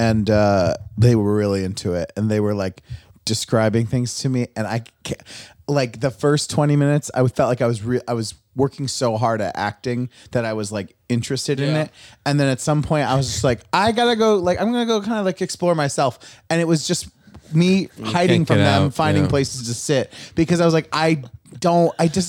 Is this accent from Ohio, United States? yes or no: no; near Binghamton, upstate New York, United States; I grew up upstate New York.